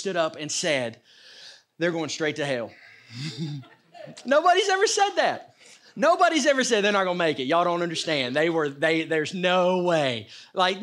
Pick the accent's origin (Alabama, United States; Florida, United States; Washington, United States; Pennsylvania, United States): Alabama, United States; North; also born or lived in Shelby County, Alabama; I grew up here in North Alabama